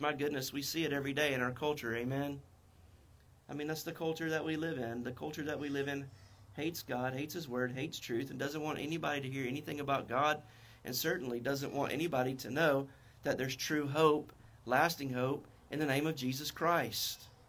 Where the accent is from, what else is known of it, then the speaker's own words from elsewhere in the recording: North Carolina, United States; accent: North Carolina; My North Carolina accent